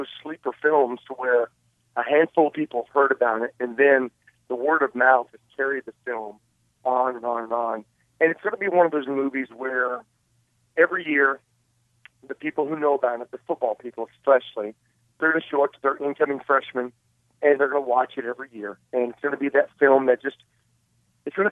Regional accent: Princeton, West Virginia, United States; my hometown of Princeton, West Virginia

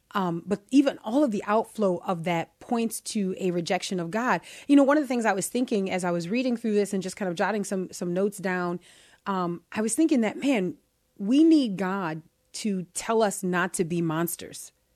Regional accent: United States; I am an American

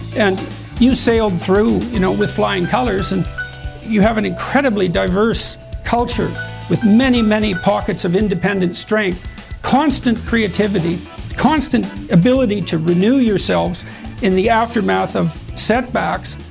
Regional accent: Canada; speaking as a Canadian

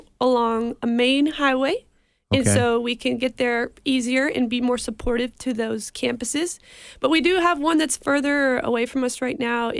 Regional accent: Mexico; also born or lived in Tupelo, United States; So I'm from Mexico and my family. We're missionaries down there. And we have a lot of connections in the Mississippi area. I lived here when I was about from 6 to 10 years of age.

